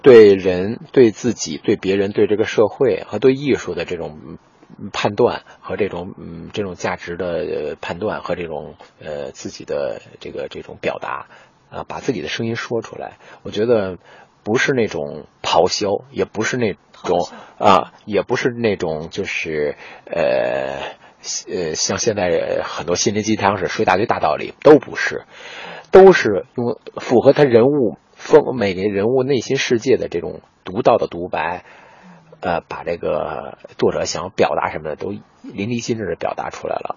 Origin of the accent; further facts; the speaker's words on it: Beijing, China; 用咱们北京话讲